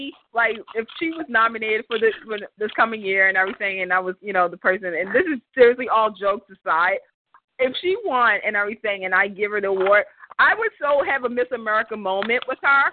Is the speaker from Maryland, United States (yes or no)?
yes; Maryland, United States; she's from my home state. We're both from Maryland.